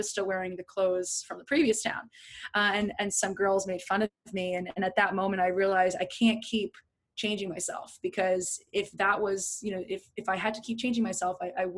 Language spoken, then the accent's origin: English; New Jersey, United States; now in New York, United States; But I grew up in New Jersey. I'm in a very small town. I moved multiple times during high school, which you know, I moved three times in a year